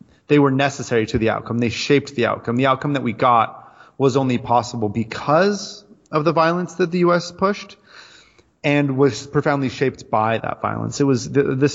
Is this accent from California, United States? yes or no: yes; Southern California, United States; moved away as an adult; also born or lived in London / Jakarta; now in São Paulo, Brazil; I grew up with as an American in Southern California in the 80s and 90s